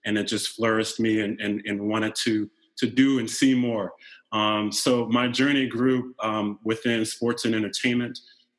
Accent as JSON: {"language": "English", "area": "Jersey Shore", "region": "New Jersey", "country": "United States", "tie": "born or raised there", "also_born_or_lived": "Dallas, Texas", "moved": "as an adult", "lives_now": "California, United States", "said": "I grew up in New Jersey, on the Jersey Shore"}